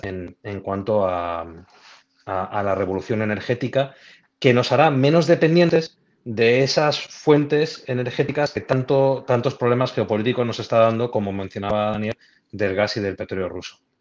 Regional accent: Spain; soy español

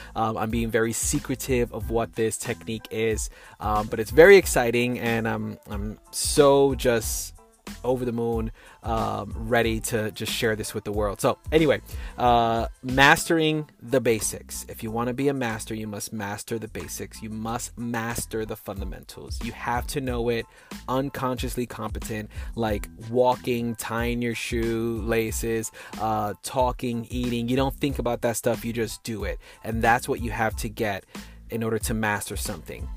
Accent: New York City, New York, United States; first language English; moved away as an adult; now in Texas, United States; I'm from New York City, and my family bloodline is from Puerto Rico, but I didn't grow up with Spanish as my first language. I'm American. I'm a New Yorker now that now lives in Texas

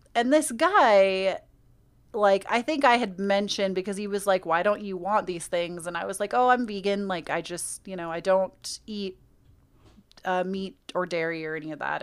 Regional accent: United States; accent: American; my American accent

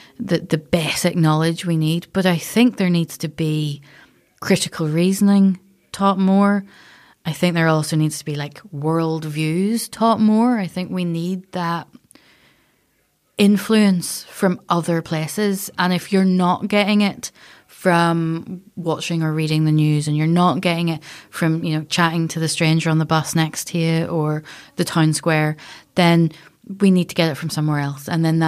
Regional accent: Castlerock, Northern Ireland, United Kingdom; so I'm from Castle Rock. So we would be at the beach every couple of days, and I'd be poking about in rock pools

